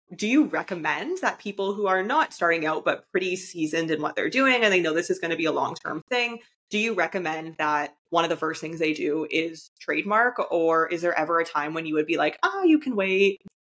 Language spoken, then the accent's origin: English; Canada; I'm from Canada